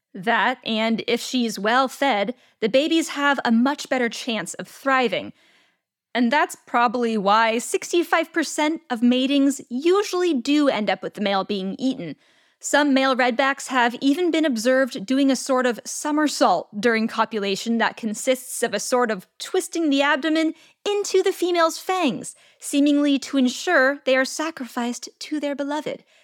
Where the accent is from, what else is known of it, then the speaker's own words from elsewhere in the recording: California, United States; my home state of California